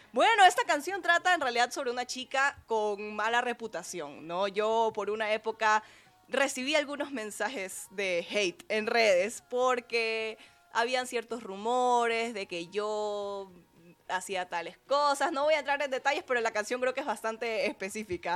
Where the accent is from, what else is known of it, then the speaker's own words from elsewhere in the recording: Ecuador; soy una cantautora ecuatoriana